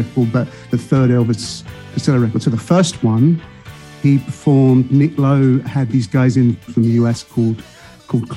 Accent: London, United Kingdom; moved away as an adult; now in Chicago, United States; I spent a long time growing up in North London, and pretty much through school and everything in North London

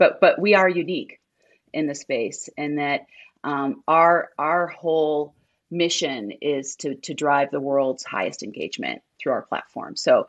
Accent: Minnesota, United States

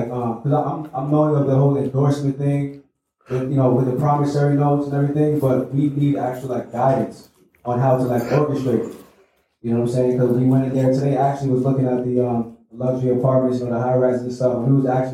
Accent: New York City, New York, United States; also born or lived in Atlanta; I'm from New York

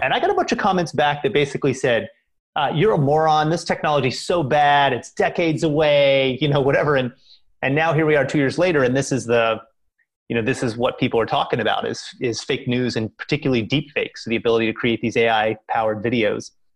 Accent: Kentucky, United States; now in Boston, United States; I grew up in Kentucky, which is right there by Indiana

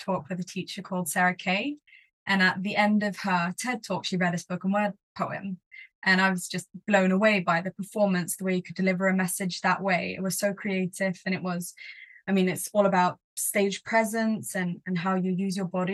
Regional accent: Sweden; first language English; also born or lived in Stockholm, Sweden; I grew up in Sweden. I have a mum who's British and a dad who's Swedish. So I've spoken English at home my entire life. It's my first language, but I've been in Sweden my entire life

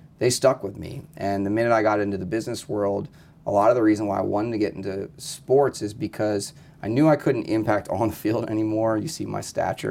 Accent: New Jersey, United States; moved away; I grew up in South Jersey

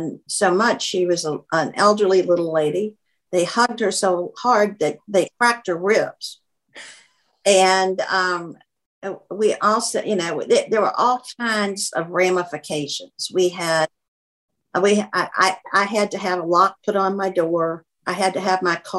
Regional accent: Kentucky, United States; also born or lived in Boston; now in Atlanta, United States; I was from Kentucky

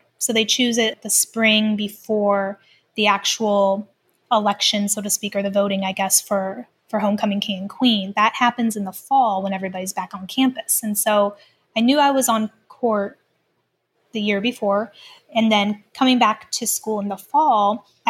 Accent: Lima, Ohio, United States; also born or lived in Canada; I grew up in a very small town called Lima, Ohio.

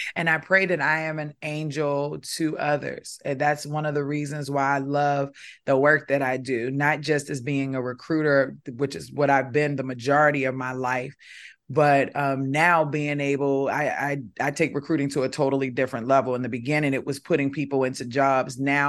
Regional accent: Baltimore, Maryland, United States; accent: Baltimore; Because I'm from Baltimore. Back then, I sounded a lot different. I was talking like a Baltimore girl

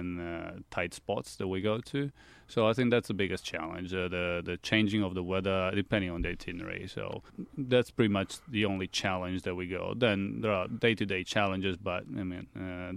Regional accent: Italy; also born or lived in Australia; I trained in Italy. I went to school in Italy. I only spent my Christmas holidays in Australia, but I grew up in Italy.

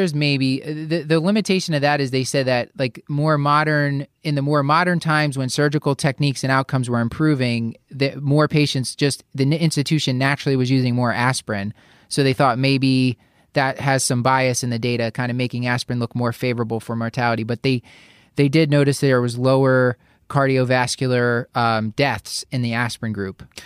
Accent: Philadelphia, Pennsylvania, United States; my hometown of Philadelphia

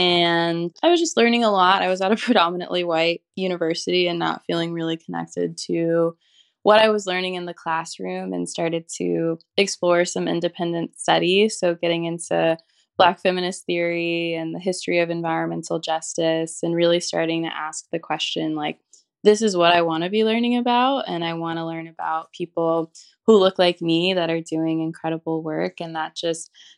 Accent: St. Louis, Missouri, United States; now in Los Angeles, United States; I'm from St. Louis, Missouri, and currently live in Los Angeles

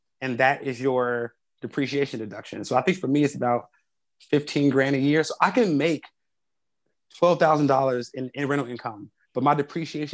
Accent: Chicago, Illinois, United States; I grew up on the South Side of Chicago

